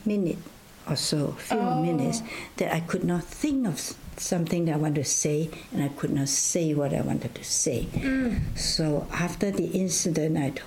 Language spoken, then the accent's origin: English; China; also born or lived in Loma Linda, United States / Vancouver, Canada / Hergelia, Romania; now in Canada; where I was born, then it was in China